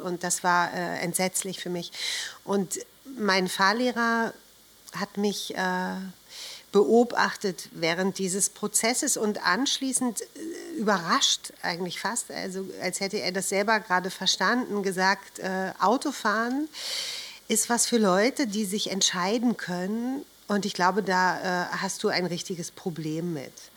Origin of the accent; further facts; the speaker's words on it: Berlin, Germany; Ich bin in Berlin geboren